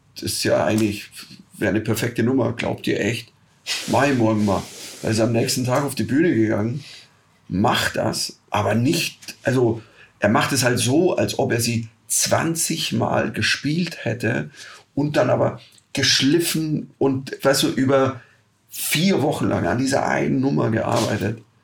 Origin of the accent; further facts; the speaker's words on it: rural Bavaria, Germany; ich bin am Bayerischen Land aufgewachsen